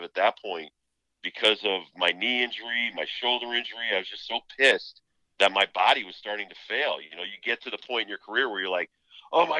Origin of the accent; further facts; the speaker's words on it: New England, United States; growing up in New England